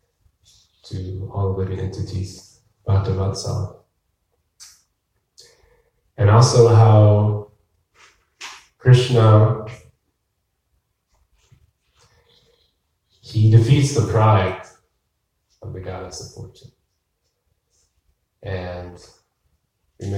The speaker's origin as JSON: {"language": "English", "town": "Berea", "region": "Ohio", "country": "United States", "tie": "born or raised there", "moved": "yes", "lives_now": "Tucson, United States", "said": "I grew up in Ohio, and at night, there was lots of lightning bugs"}